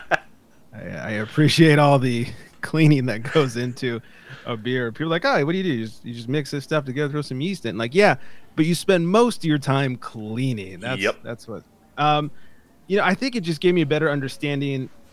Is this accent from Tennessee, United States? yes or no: no; California, United States; as a Californian